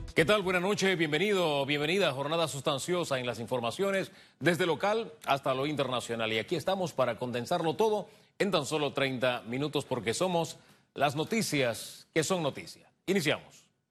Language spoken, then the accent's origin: Spanish; Panama; como panameños